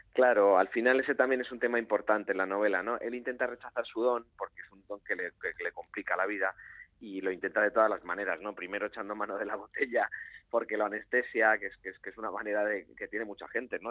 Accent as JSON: {"language": "Spanish", "region": "Galicia", "country": "Spain", "said": "la de mi tierra, ¿no? que es la gallega"}